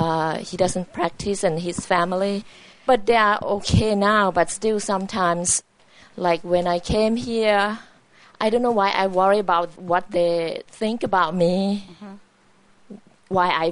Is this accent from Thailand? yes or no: yes; Thailand; now in California, United States; I'm originally from Thailand, but now I live in California.